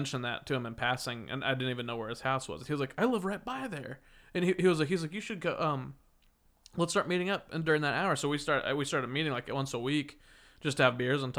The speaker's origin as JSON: {"language": "English", "region": "Kansas", "country": "United States", "tie": "born or raised there", "moved": "yes", "said": "I grew up in Kansas."}